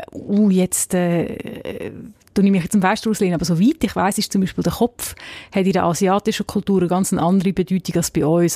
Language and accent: German; Zug, Switzerland; ich bin in der Stadt Zug aufgewachsen